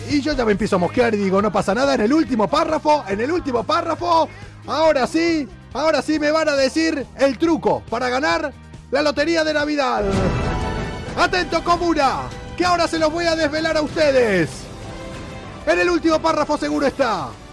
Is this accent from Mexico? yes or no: no; Argentina; moved away; also born or lived in Buenos Aires; Cuando yo digo que soy de Argentina, me preguntan todos si soy de Buenos Aires, que viví ahí